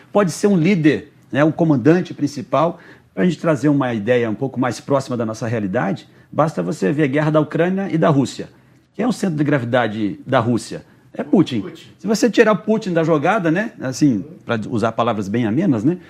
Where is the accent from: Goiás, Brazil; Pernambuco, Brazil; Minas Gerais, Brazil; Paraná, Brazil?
Paraná, Brazil; Rio Negro; also born or lived in Mato Grosso; now in Curitiba, Brazil; eu nasci no Mato Grosso, mas me criei em Rio Negro